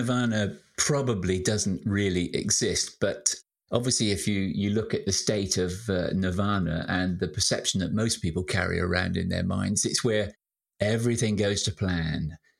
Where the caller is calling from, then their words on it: Shaftesbury, South West England, United Kingdom; I'm in sunny Shaftesbury in the county of Dorset in the south of England